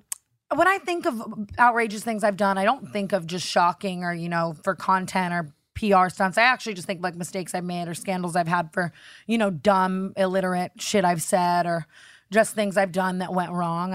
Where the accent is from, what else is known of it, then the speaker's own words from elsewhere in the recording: Las Vegas, Nevada, United States; I'm from Vegas, grew up very crazily.